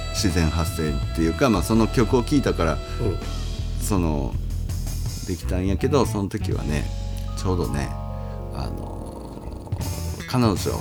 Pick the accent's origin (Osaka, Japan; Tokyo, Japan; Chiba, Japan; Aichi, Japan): Osaka, Japan; Minoh; えっとね箕面なんですけど、はい、僕あの出身というか、小中高と過ごしたのがね、はい、大阪の